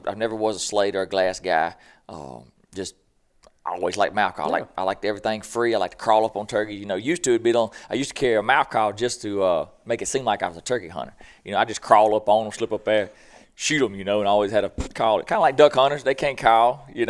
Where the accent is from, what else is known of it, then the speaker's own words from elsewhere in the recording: Boogie Bottom, Mississippi, United States; We always joke, I'm down from Boogie Bottom, what they call it, so where I grew up.